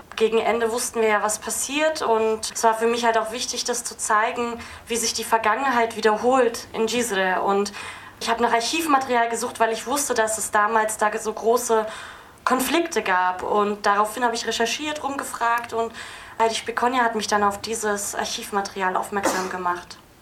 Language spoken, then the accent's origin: German; Berlin, Germany; ich bin Berlinerin